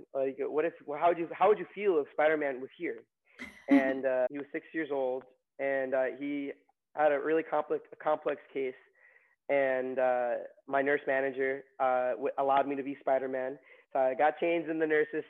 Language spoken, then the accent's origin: English; Long Island, New York, United States; also born or lived in Queens, New York / Maryland; I was born in Queens and grew up in Long Island